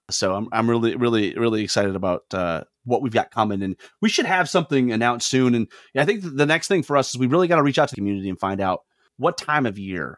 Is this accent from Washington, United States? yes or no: no; Lansing, Michigan, United States; I grew up in Lansing, Michigan, the home of Irvin Johnson.